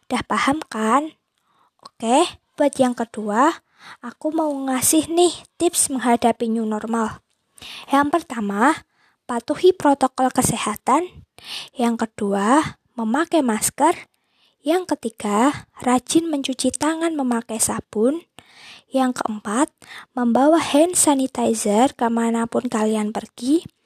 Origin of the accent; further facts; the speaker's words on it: Boyolali, Central Java, Indonesia; Aku berasal dari Boyolali, Jawa Tengah.